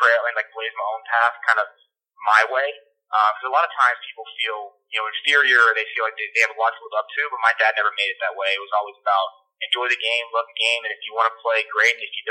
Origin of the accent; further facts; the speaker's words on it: Tampa, Florida, United States; I grew up a Yankee fan. I'm from Tampa, Florida